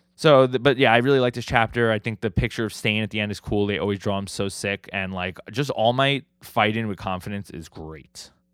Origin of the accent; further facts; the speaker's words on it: New York City, New York, United States; I'm from New York City. We, we're, we live in Staten Island